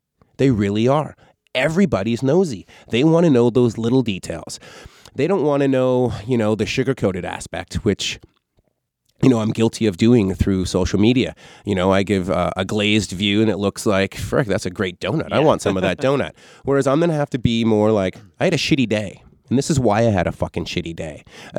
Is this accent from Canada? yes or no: yes; Canada; I'm Canadian, just like Pam Anderson.